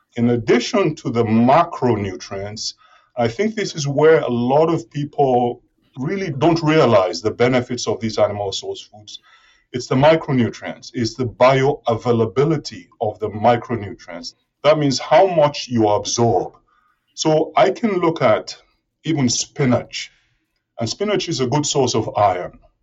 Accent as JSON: {"language": "English", "country": "Nigeria", "tie": "born or raised there", "also_born_or_lived": "Reading, United Kingdom / Aberystwyth, United Kingdom", "moved": "as an adult", "lives_now": "Gainesville, United States", "said": "I'm originally from Nigeria, and my high school, grade school education was in Nigeria"}